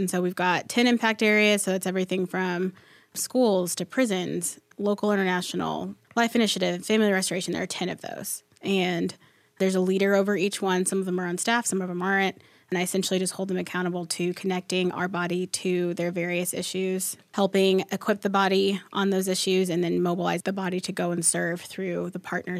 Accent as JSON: {"language": "English", "town": "Plano", "region": "Texas", "country": "United States", "tie": "born or raised there", "said": "Nice to meet you guys. I am from Plano, grew up in the Dallas area"}